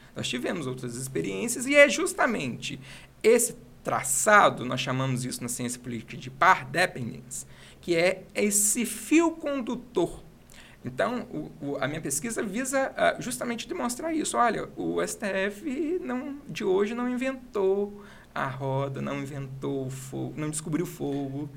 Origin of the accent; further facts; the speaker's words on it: Itaperuna, Rio de Janeiro, Brazil; Sou de Itaperuna, natural daqui